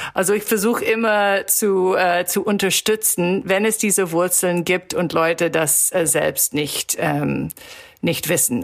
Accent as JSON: {"language": "German", "town": "Toronto", "region": "Ontario", "country": "Canada", "tie": "born or raised there", "second_language": "German", "said": "in Toronto, wo ich herkomme"}